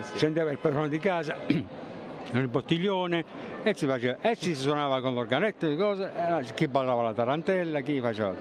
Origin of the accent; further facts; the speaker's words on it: San Giovanni Rotondo, Apulia, Italy; vengo da San Giovanni Rotondo